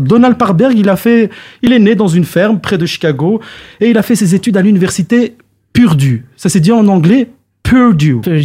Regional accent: Belgium; chez nous en Belgique

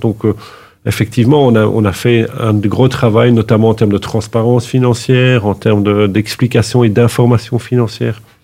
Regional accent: Anderlecht, Brussels-Capital Region, Belgium; moved away as an adult; je suis un vrai bruxellois. j'ai grandi toute ma vie à Anderlecht

